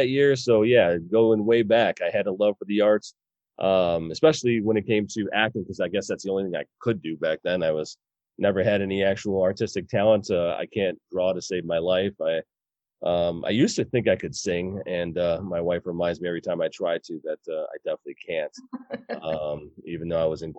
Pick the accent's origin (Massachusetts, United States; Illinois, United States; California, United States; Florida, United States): Illinois, United States; Elgin; also born or lived in Geneva, Illinois; I grew up in Elgin, on the Elgin's East Side